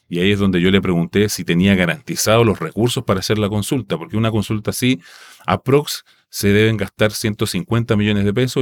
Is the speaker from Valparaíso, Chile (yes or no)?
yes; Rapa Nui, Valparaíso, Chile; first language Rapa Nui; Spanish is a second language; moved away; mis vacaciones son en mi, en mi tierra natal